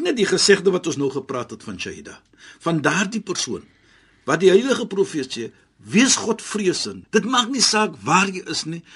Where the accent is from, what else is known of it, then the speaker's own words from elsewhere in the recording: South Africa; ek as 'n Suid-Afrikaner